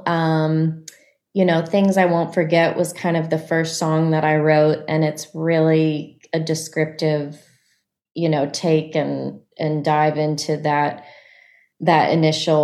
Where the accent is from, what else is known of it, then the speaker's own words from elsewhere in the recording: Annapolis, Maryland, United States; the Annapolis Songwriters Festival, which is in my hometown